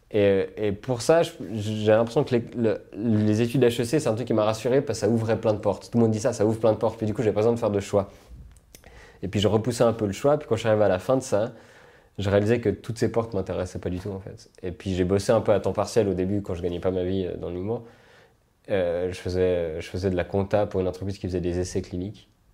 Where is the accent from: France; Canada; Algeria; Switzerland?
Switzerland; also born or lived in United States